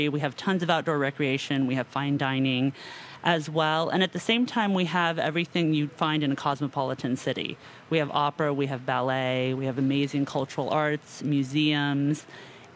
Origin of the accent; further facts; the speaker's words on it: Santa Barbara, California, United States; also born or lived in Los Angeles / Spain / Mexico / England; from Santa Barbara.